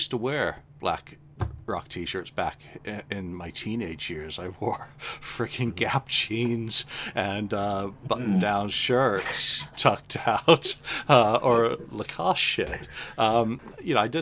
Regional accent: England, United Kingdom; I'm English and we swear a lot naturally

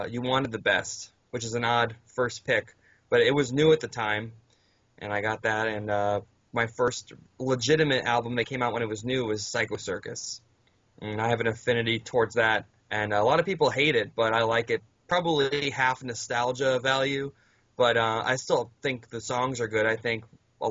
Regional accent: Fort Myers, Florida, United States; I'm from Florida, Fort Myers area.

